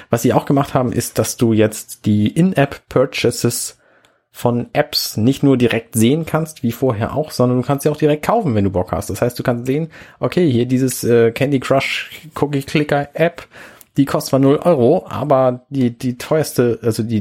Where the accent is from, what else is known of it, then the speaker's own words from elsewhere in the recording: Hamburg, Germany; also ich glaube nicht, dass ich da als Hamburger irgendwas von haben werde, von diesem Indoor Navigation Feature.